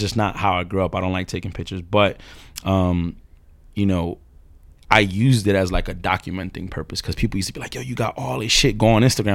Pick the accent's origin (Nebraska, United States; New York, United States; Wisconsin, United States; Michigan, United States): New York, United States; New York City; I'm from this area called Ozone Park, which is on the borderline of East New York, Brooklyn, and, uh, I guess Jamaica, Queens